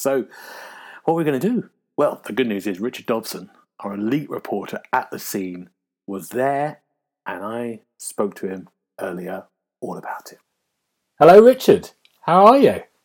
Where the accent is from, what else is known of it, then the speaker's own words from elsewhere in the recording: London, United Kingdom; I'm a Londoner